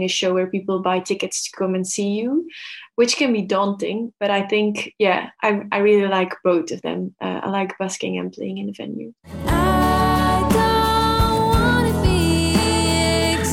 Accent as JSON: {"language": "English", "country": "Belgium", "moved": "as an adult", "lives_now": "Melbourne, Australia", "said": "I am originally from Belgium, moved to Melbourne 2 years ago."}